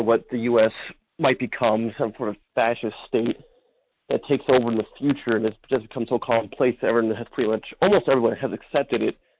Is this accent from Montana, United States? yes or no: no; Pomona, California, United States; now in Perris, United States; I was born in Pomona